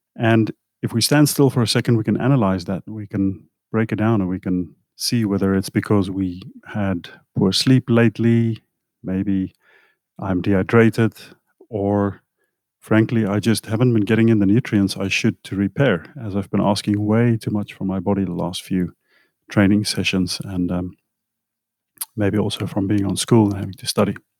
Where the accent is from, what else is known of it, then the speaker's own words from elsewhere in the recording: South Africa; moved away; I come from South Africa where we, we had some really good food, at least when I was younger.